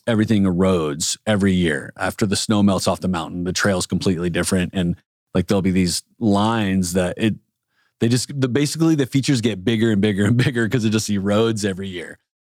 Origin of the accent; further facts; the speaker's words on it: San Diego, California, United States; Growing up in San Diego, everything is is outdoors